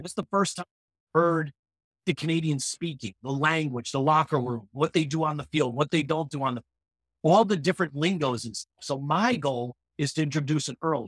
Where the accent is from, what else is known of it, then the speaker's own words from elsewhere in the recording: United States; we as American teens